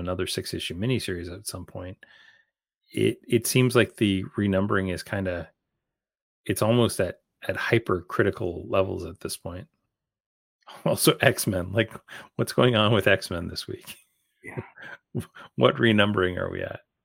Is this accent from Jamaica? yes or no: no; Canada; as a Canadian